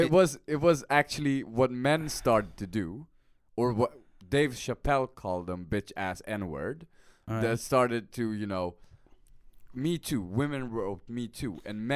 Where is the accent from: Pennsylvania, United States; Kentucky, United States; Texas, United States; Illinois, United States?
Texas, United States; I'm from Texas.